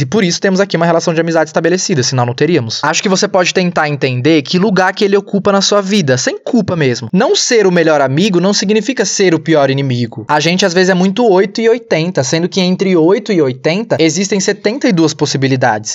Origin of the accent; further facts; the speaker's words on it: São Paulo, Brazil; Eu nasci, cresci, me criei no Capão Redondo, que para quem não sabe é o extremo sul da periferia de São Paulo.